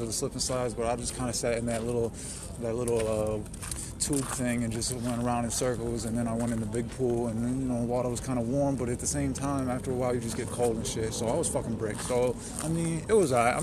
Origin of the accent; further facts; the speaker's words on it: Binghamton, New York, United States; I'm a rapper from Binghamton, New York